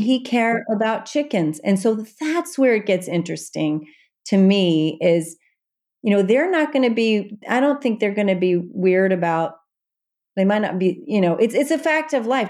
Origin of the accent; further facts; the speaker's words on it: Evansville, Indiana, United States; also born or lived in Manhattan, New York; now in New York City, United States; my hometown of Evansville, Indiana